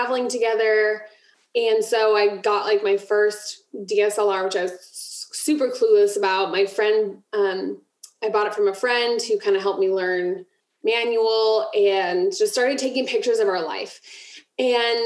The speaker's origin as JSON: {"language": "English", "region": "Ohio", "country": "United States", "tie": "born or raised there", "moved": "as an adult", "lives_now": "Florida, United States", "said": "we moved from Ohio to Florida. And so that market of like, I had never left Ohio. That was like my pool of people that I grew up with and went to college and high school with."}